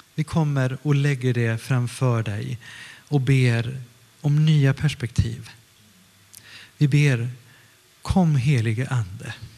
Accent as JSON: {"language": "Swedish", "region": "Stockholm County", "country": "Sweden", "tie": "born or raised there", "also_born_or_lived": "northern Italy", "moved": "yes", "lives_now": "Gothenburg, Sweden", "said": "jag kommer från Stockholm ursprungligen och jag är uppvuxen mestadels utanför Stockholm, 20 kilometer utanför Stockholm, söder om Stockholm men också i Italien, i norra Italien."}